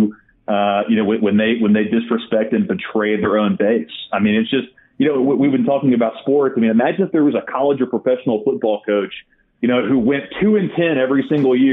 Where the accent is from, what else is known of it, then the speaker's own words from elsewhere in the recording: Arkansas, United States; I come from Arkansas, a very deep red state. We take the Second Amendment very seriously here